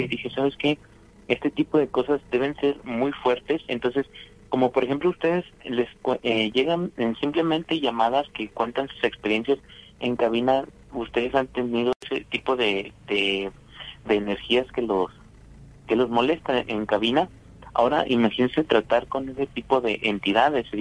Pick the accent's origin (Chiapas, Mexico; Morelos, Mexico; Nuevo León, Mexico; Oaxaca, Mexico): Nuevo León, Mexico; Monterrey; soy de Monterrey